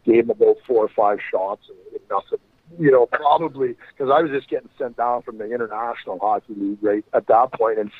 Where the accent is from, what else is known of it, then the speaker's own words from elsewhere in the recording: Brooks, Alberta, Canada; I'm from Brooks, Alberta, which is fucking 30 minutes up the road from Medicine Hat